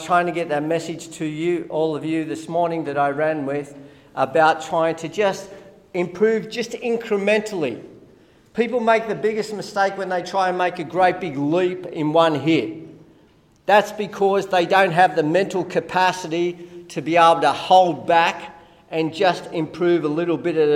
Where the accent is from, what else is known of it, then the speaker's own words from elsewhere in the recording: Australia; I'm Australian